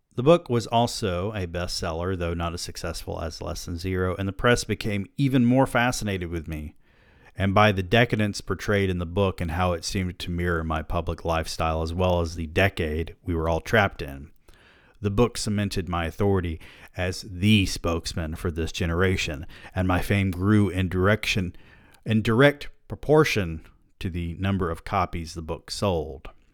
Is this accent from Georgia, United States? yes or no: yes; Georgia, United States; born or raised there